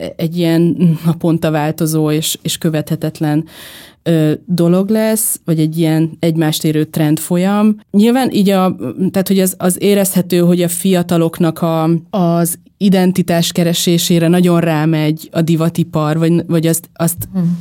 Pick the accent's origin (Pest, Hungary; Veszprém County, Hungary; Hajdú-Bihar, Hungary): Veszprém County, Hungary; Veszprém; moved away; egy Veszprémben nőttem fel